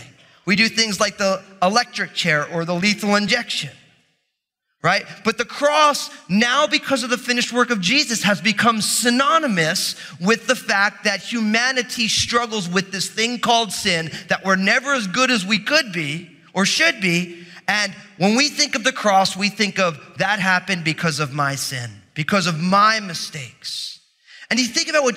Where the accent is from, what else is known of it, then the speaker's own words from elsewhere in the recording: New Jersey, United States; I'm from New Jersey